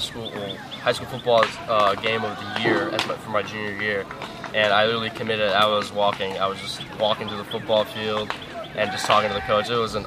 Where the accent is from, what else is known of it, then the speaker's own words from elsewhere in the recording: Chicago, Illinois, United States; I'm a kid from Chicago